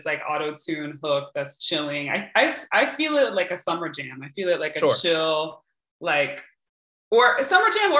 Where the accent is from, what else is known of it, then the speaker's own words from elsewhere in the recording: Hartford, Connecticut, United States; I was born in Hartford, Connecticut, to Cuban and Puerto Rican parents